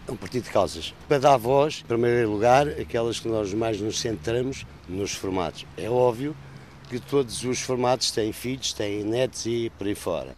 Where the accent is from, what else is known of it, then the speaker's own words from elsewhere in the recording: Barcelos, Norte, Portugal; Nasci em Barcelos e trabalhei num banco